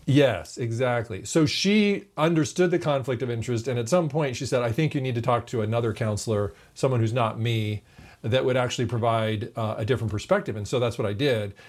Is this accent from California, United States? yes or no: yes; California, United States; We're from California